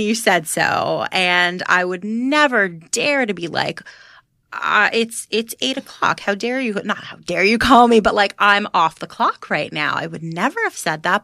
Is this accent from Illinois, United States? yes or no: no; Florida, United States; now in New York, United States; I'm from Florida